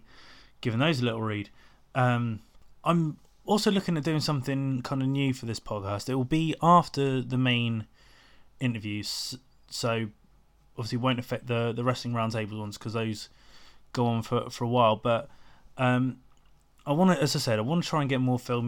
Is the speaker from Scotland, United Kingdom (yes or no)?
no; Portsmouth, South East England, United Kingdom; my hometown of Portsmouth